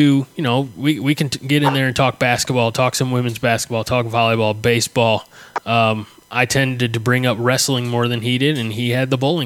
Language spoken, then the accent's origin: English; Southern Illinois, United States; McKendree University, which is 10 minutes from my hometown. I mean, it's right here in Southern Illinois